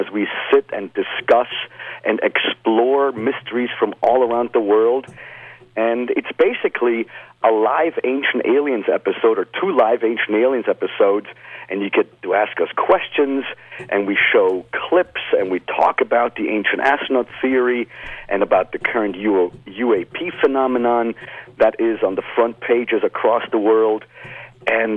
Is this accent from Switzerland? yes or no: yes; Lucerne, Switzerland; moved away as an adult; now in United States; I was born in Luzern, exactly, in the Swiss part or the German part of Switzerland.